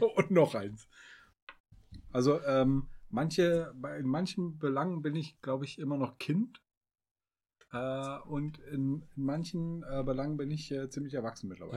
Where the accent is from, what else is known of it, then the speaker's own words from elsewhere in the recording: Northern Hesse, Germany; wir kommen doch aus Nordhessen.